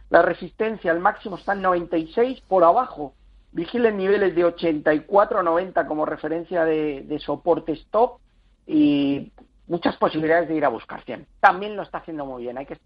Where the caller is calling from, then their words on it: Madrid, Community of Madrid, Spain; de Madrid.